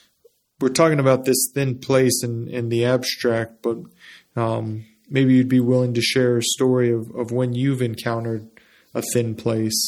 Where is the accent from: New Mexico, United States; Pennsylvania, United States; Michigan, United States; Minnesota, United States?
New Mexico, United States; Las Cruces; I grew up in Las Cruces, New Mexico